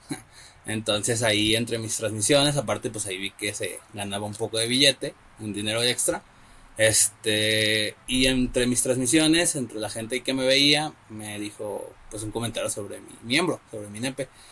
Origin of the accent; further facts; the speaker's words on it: Guadalajara, Jalisco, Mexico; la ciudad de donde yo soy